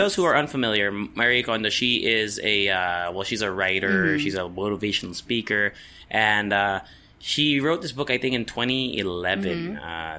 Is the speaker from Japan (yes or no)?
yes; Japan; Because I grew up in Japan, right?